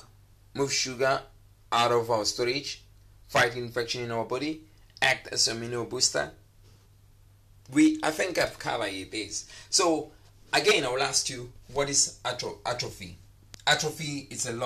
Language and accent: English; South Africa; now in Dubai, United Arab Emirates; your Dubai boy in the house, baby, your South African boy in the house